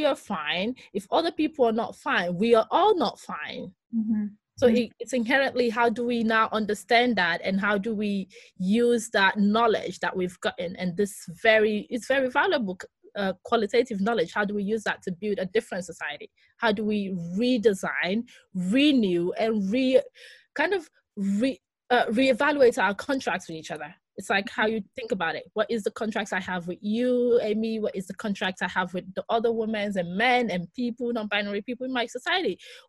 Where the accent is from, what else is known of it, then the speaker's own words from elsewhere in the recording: Nigeria; I am a Nigerian, but I'm also Greek, but I'm also someone who's lived in different metropolitan, so it makes sense, Afropolitan.